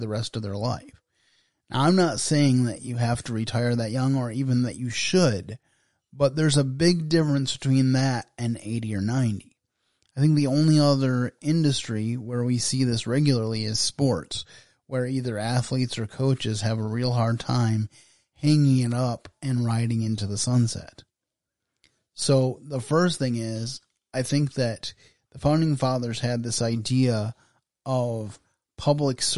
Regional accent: Michigan, United States; my home state of Michigan

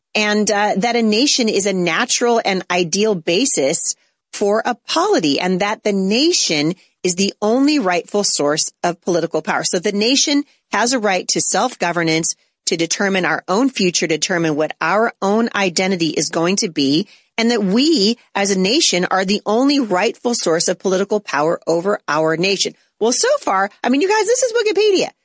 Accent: United States; As an American, as a citizen of the United States

